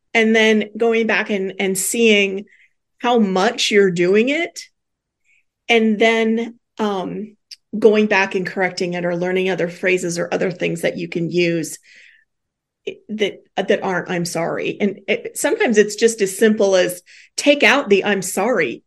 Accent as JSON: {"language": "English", "region": "Midwest", "country": "United States", "said": "we're Midwesterners"}